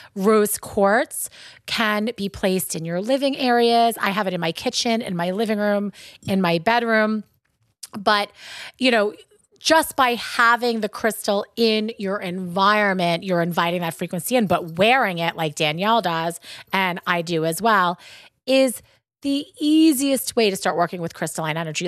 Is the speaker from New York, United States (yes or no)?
yes; Long Island, New York, United States; accent: Long Island; That's my Long Island accent. We say penne vaca